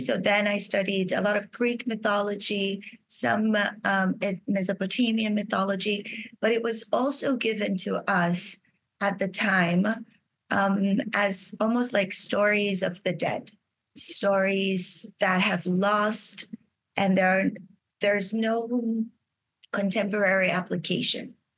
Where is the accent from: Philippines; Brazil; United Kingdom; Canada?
Brazil; moved away as an adult; I was raised in Brazil.